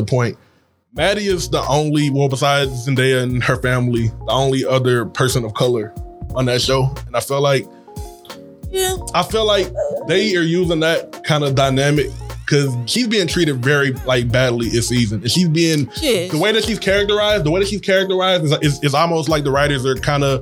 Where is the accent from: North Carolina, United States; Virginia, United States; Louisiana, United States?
Louisiana, United States; Baton Rouge; I'm from down here. I went to Scotlandville. That's right down the street